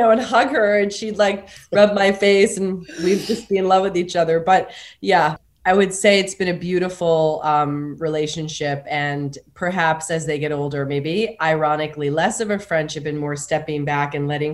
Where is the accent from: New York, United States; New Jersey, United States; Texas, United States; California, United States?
New York, United States; moved away as an adult; also born or lived in Los Angeles; landed basically back in my hometown